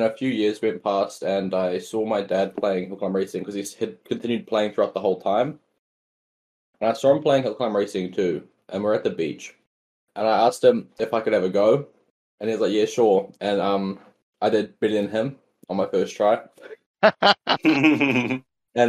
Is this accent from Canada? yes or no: no; New Zealand; I'm from New Zealand